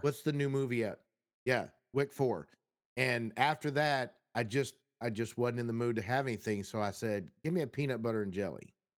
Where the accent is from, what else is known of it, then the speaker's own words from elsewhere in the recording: Texas, United States; I'm from Texas